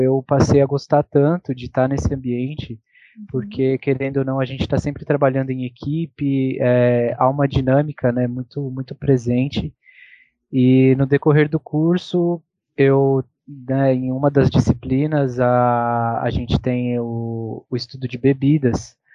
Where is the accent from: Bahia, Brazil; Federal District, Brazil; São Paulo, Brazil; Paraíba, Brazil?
São Paulo, Brazil; Campos do Jordão; moved away; eu tive que voltar para Campos do Jordão, que é a minha cidade natal